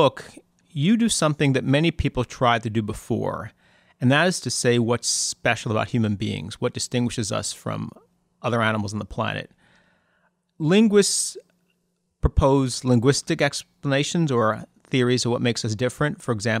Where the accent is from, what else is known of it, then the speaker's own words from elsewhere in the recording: Massachusetts, United States; when I was growing up in Massachusetts in the 70s, my mother had the idea that we should spend a little time in the South.